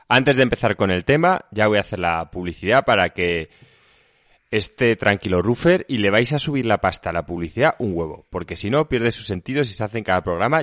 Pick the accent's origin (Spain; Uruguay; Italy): Spain; Seville, Andalusia; now in Madrid, Spain; Nací en, Sevilla, pero mi sangre es alicantina